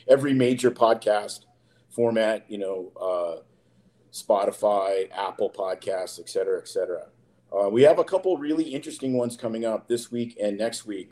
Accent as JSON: {"language": "English", "town": "Saskatoon", "region": "Saskatchewan", "country": "Canada", "tie": "born or raised there", "said": "I grew up with in Canada, up in Saskatoon, Saskatchewan, where I'm from"}